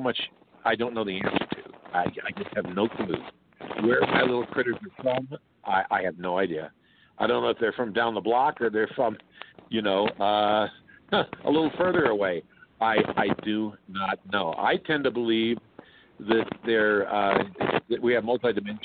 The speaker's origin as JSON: {"language": "English", "town": "Oakland", "region": "California", "country": "United States", "tie": "born or raised there", "said": "I grew up in East Oakland."}